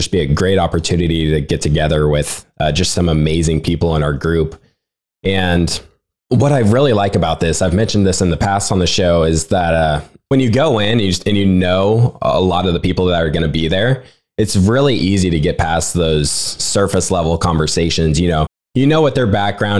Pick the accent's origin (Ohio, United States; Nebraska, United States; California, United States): Nebraska, United States; Lincoln; also born or lived in Omaha, Nebraska; I'm from Lincoln, Nebraska. I used to live in Omaha